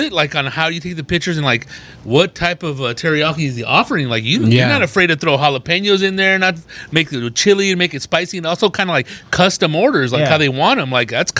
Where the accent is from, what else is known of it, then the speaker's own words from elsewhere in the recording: Riverside, California, United States; I'm from Riverside, California.